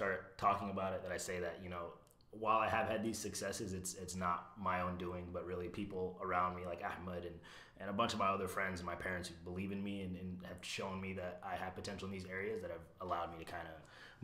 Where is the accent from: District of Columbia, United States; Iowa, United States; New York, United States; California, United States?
Iowa, United States; Iowa City; also born or lived in Alexandria, Virginia / Ames, Iowa; Was raised in Iowa City, Iowa